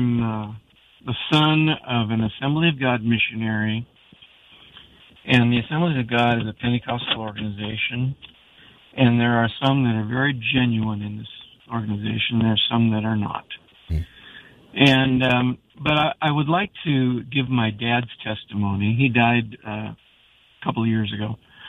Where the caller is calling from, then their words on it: Jacksonville, United States; I'm calling from my car. I'm at the Walmart on Collins Road in Jacksonville.